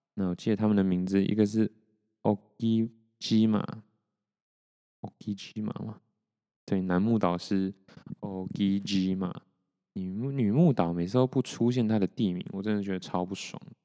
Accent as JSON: {"language": "Chinese", "country": "Taiwan", "said": "我是台湾人"}